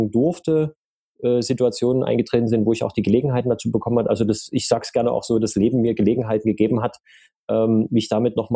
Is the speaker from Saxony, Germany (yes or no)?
yes; Dresden, Saxony, Germany; Also ich komme äh, gebürtig äh, aus Sachsen, um genau zu sein, aus dem schönen Dresden.